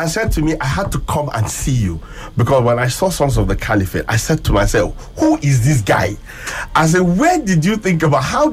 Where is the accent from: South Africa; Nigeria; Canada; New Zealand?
Nigeria; Northern Nigeria; growing up in Northern Nigeria, being from around here